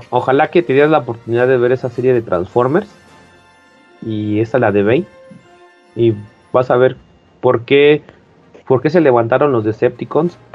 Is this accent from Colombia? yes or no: no; Mexico; Que yo, que, que tú lo ves plausible en un México actual, ¿no? Por si nosotros somos de México, ¿no? Y, o de Latinoamérica.